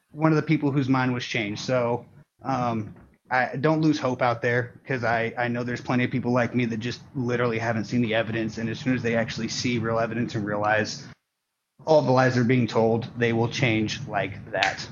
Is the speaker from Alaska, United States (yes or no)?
no; Portland, Oregon, United States; I grew up in Portland, Oregon